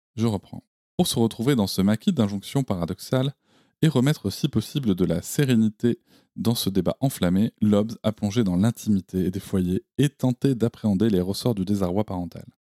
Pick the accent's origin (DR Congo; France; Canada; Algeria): France; Gironde countryside, Nouvelle-Aquitaine; là où j'ai grandi, c'est-à-dire dans la campagne girondine